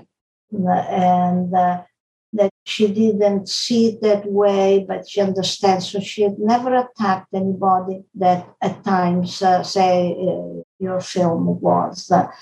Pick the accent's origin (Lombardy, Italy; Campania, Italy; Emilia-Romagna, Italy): Lombardy, Italy; Vigevano; English is a second language; moved away as an adult; also born or lived in Palermo, Italy / England / Chicago, United States / Rochester, United States; now in Princeton, United States; I grew up in Vigevano, in Lombardy